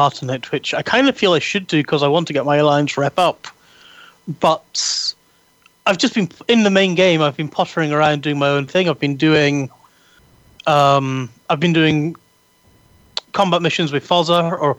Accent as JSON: {"language": "English", "town": "Edinburgh", "region": "Scotland", "country": "United Kingdom", "accent": "Edinburgh", "said": "So while we were waiting for the tram going home, my Edinburgh accent, I was blathering away with him, and my Edinburgh accent came back."}